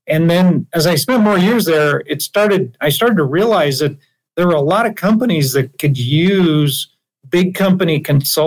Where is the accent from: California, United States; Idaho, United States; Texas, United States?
Idaho, United States; now in Salt Lake City, United States; I grew up in Idaho, actually. My father was a dairy farmer